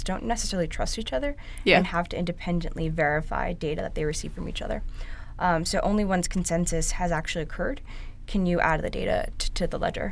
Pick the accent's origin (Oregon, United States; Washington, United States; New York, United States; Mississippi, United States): New York, United States; New York City; I'm actually a born and bred New Yorker.